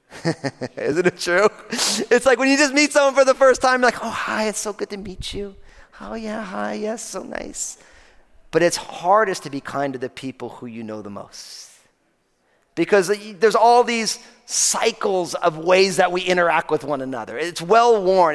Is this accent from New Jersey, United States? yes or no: yes; New Jersey, United States; I'm from New Jersey